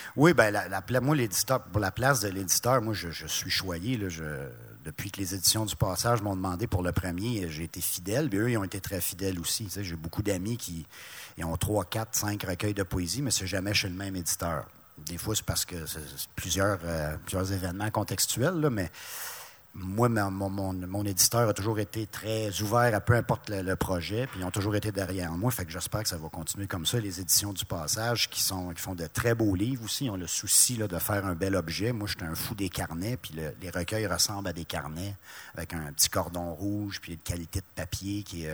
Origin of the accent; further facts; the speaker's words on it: Laurentides, Quebec, Canada; moved away; also born or lived in Abitibi; Je viens pas de l'Abitibi, moi je viens des Laurentides